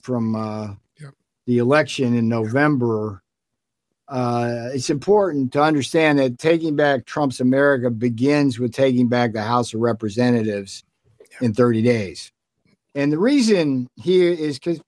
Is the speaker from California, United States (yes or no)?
yes; Orange County, California, United States; I come from Orange County, California, which in California, it's like a sea of red.